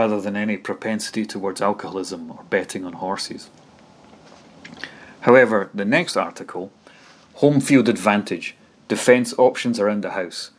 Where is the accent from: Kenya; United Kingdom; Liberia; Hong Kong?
United Kingdom; Dunfermline, Scotland; my hometown Dunfermline's